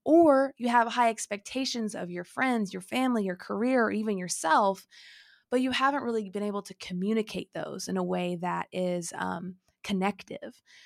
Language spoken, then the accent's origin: English; Illinois, United States; moved away as an adult; also born or lived in Texas; when I moved back from Texas, now living in Illinois, when I moved here, I had some conversations with my family, you know, I'm finally back, I hadn't lived here, um, you know, pretty much since I was eighteen